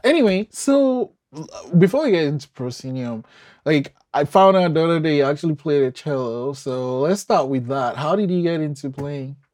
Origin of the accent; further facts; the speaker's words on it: Nigeria; moved away; I'm originally from Nigeria